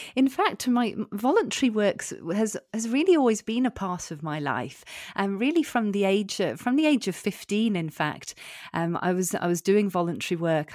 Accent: United Kingdom; moved away as an adult; now in Belfort, France; we lived in the U K, and I'm, I'm British.

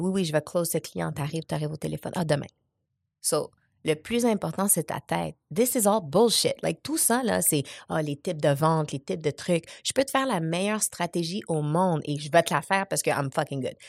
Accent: Montreal, Quebec, Canada; also born or lived in Casablanca, Morocco; J'étais au Maroc, à Casablanca, avec un père biologique que je ne connais pas. ma mère, elle m'a eu à 21 ans. Ensuite, je suis arrivée à Montréal

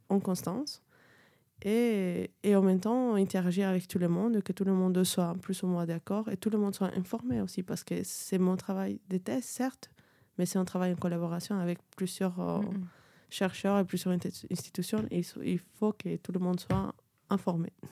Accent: Peru; French is a second language; moved away as an adult; also born or lived in Cusco, Peru / Lima, Peru; now in France; viens du de Pérou, de les petits accents

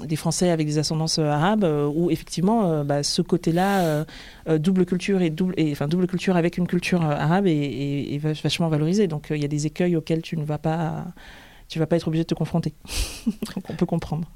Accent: France; je suis née en France, mais je suis devenue française bien plus tard

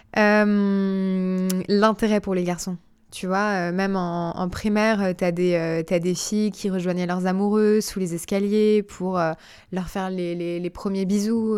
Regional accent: Gif-sur-Yvette, Île-de-France, France; je passe toute mon enfance à Gif-sur-Yvette

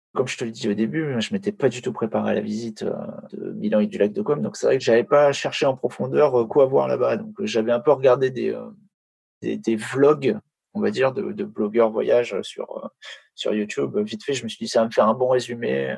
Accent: France; en tant que Français

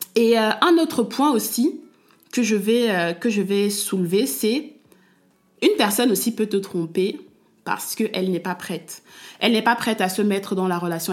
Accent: Cameroon; je suis une femme africaine, je suis camerounaise et j'ai baigné et je baigne toujours dans une culture

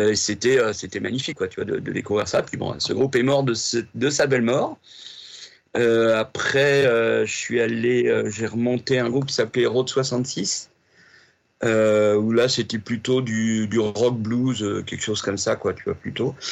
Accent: Rouen, Normandy, France; je suis né à Rouen hmm. en 61, 1961

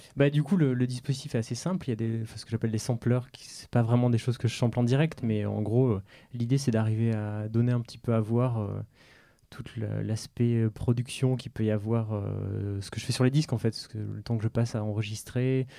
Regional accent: France; je suis français né en France

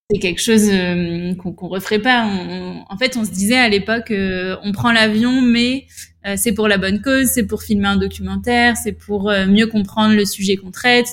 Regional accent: La Rochelle, Nouvelle-Aquitaine, France; also born or lived in Bordeaux / Paris / Madrid / Rome; J'ai grandi à La Rochelle depuis que je suis au collège

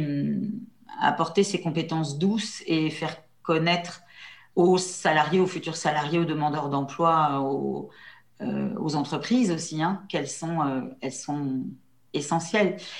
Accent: La Châtre, Centre-Val de Loire, France; Mon père était, euh, mon père était commerçant à la Châtre

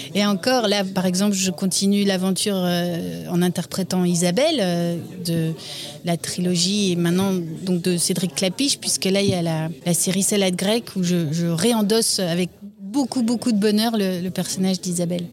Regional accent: Namur, Wallonia, Belgium; Je suis née à Namur et j'ai grandi à Namur

